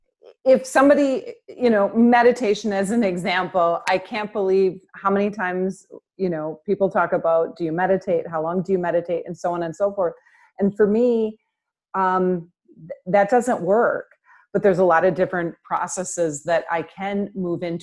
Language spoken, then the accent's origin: English; Minnesota, United States; I was born in Minnesota in the land of 10,000 lakes